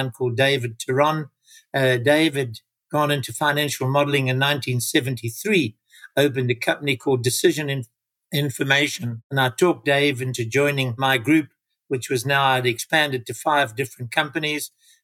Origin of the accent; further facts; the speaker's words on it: Durban, KwaZulu-Natal, South Africa; I joined a small company in my hometown of Durban as their first ever financial manager.